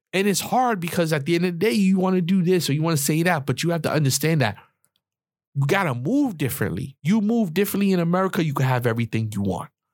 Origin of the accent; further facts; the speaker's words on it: New York City, New York, United States; I'm from New York, the Bronx, the projects